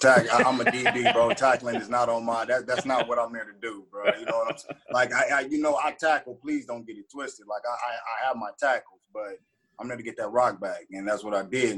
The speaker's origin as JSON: {"language": "English", "town": "Los Angeles", "region": "California", "country": "United States", "tie": "born or raised there", "said": "That's my hometown, Pacoima"}